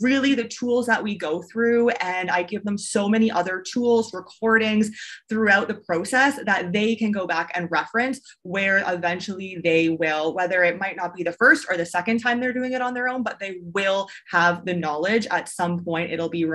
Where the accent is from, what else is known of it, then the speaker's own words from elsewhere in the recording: Canada; first language English; moved away as an adult; also born or lived in China; So I am originally from Canada. I don't live in Canada. I haven't for quite a while, but I'm originally from Canada. And so I grew up, I went to high school, I went to university there